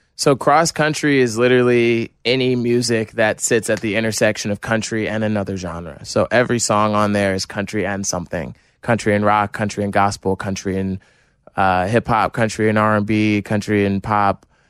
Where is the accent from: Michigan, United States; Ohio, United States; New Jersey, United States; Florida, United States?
New Jersey, United States